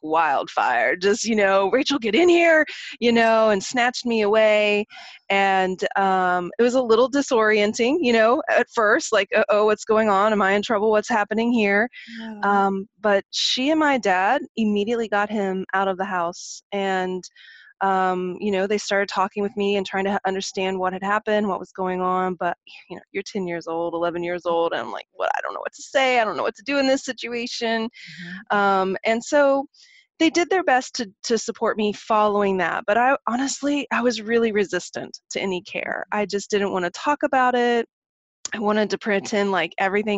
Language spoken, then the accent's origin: English; Oklahoma, United States; now in San Francisco, United States; So I grew up in Oklahoma. I'm a country girl at heart. And even though I'm based in San Francisco now